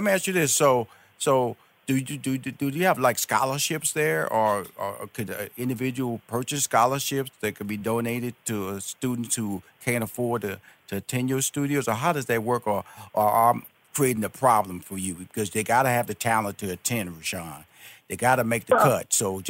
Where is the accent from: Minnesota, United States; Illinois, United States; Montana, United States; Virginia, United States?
Illinois, United States; Chicago; like I'm from Chicago.